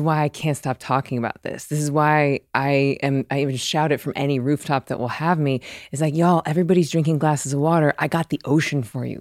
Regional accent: the South, United States; I'm from the South

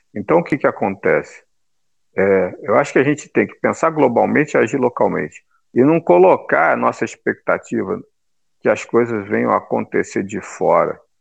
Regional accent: Brazil; Nós, né, que somos brasileiros

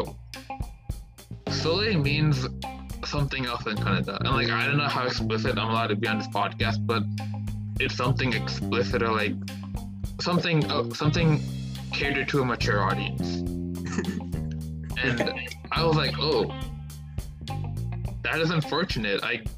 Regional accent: Boston, Massachusetts, United States; I'm from Boston.

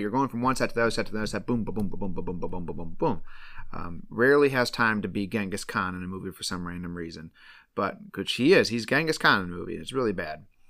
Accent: Michigan, United States; we're from Michigan

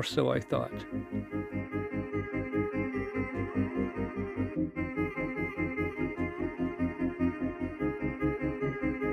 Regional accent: Aberdeen, Scotland, United Kingdom; accent: Scottish; moved away as an adult; also born or lived in Indiana, United States; now in United States; growing up in Scotland and needing to get home to Tillydrone, part of Aberdeen, I'd head for the number 20 bus terminal on Broad Street

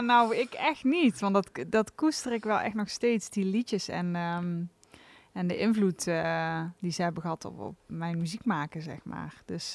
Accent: Venlo, Limburg, Netherlands; afkomstig uit Venlo

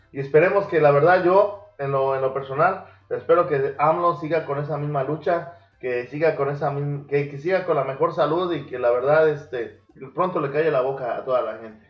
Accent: Mexico; el hermoso país de México, donde nacimos, bueno, donde yo sí nací

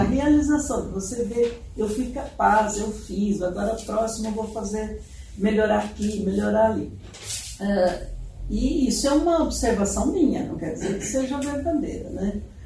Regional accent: São Paulo, Brazil; moved away as an adult; now in Curitiba, Brazil; Eu sou paulista, né? Uhum. Então, sou do, do interior

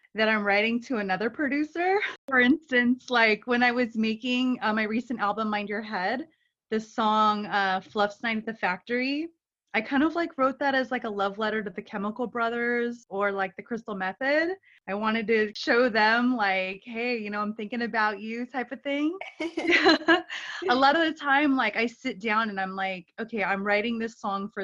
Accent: Los Angeles, California, United States; I grew up in Los Angeles

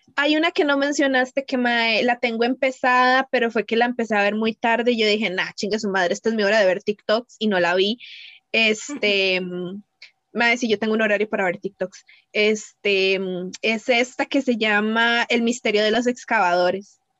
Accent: Cartago, Costa Rica; yo soy de Cartago

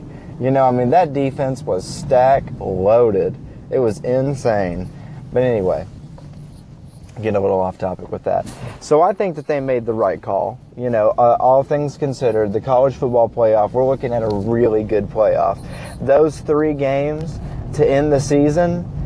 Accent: Kentucky, United States; born and raised in Kentucky

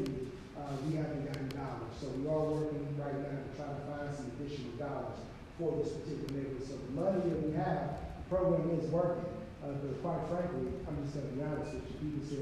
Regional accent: United States; I chose to live in O5 neighborhood, because that's where I grew up in Walnut Park and in O5

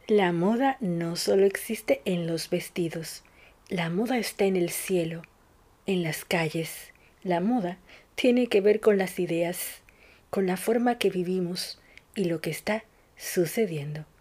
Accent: Dominican Republic; now in Buenos Aires, Argentina; una dominicana

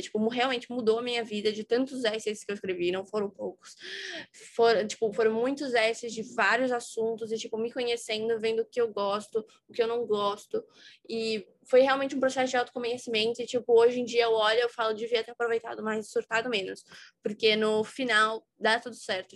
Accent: São Paulo, Brazil; eu sou de São Paulo, tenho dezoito anos

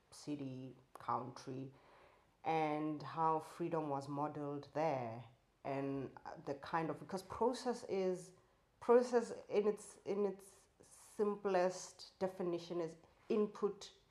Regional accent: South Africa; I'm South African. I grew up under apartheid.

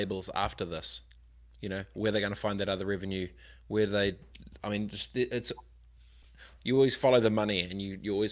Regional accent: Christchurch, Canterbury, New Zealand; I'm from Aranui Christchurch

